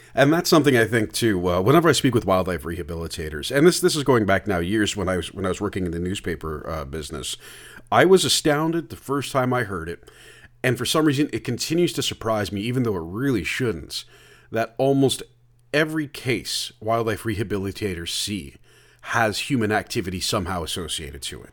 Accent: Oakville, Ontario, Canada; I'm from Oakville originally

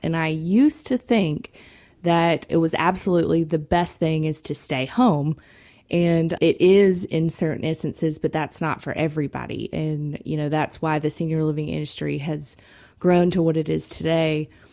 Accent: South Georgia, United States; I'm from South Georgia

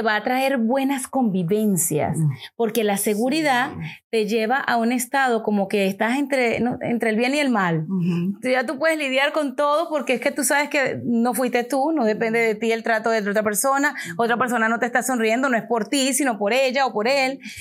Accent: Venezuela; Mariana y yo somos venezolanas

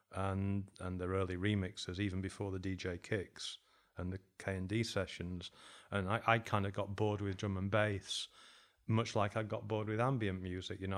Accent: Sheffield, Yorkshire and the Humber, United Kingdom; moved away as an adult; also born or lived in Berlin; now in Uruguay; I was from Sheffield

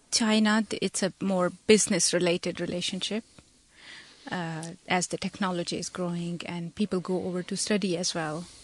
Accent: Punjab, Pakistan; first language Punjabi; English is a second language; I come from Punjab and I speak Punjabi that's my mother language I speak at home and with my family.

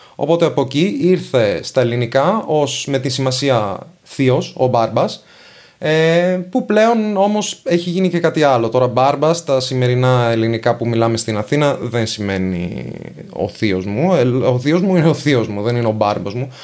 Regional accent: Venice, Veneto, Italy; first language Venetian and Italian; Greek is a second language; από την ενδοχώρα της Βενετίας

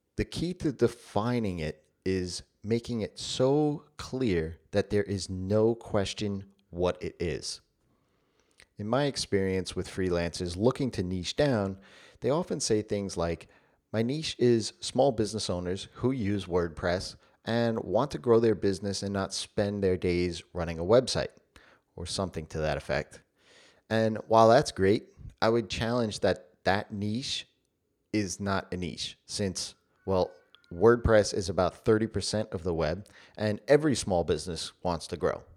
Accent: United States; I am American

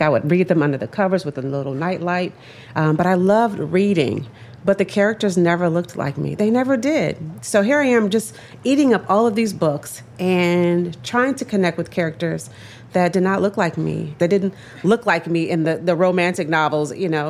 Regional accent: Tulsa, Oklahoma, United States; now in Washington, D.C., United States; I grew up in Tulsa, Oklahoma, just blocks from Black Wall Street

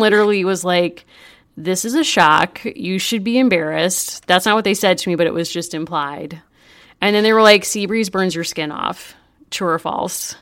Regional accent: Hartford, Connecticut, United States; I grew up in the Hartford area

